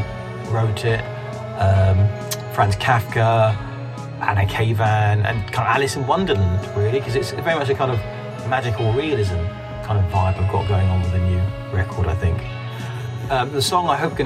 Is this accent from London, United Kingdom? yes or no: yes; London, United Kingdom; I am from Catford in southeast London, and I write and record my stuff in this kind of little loft room in Catford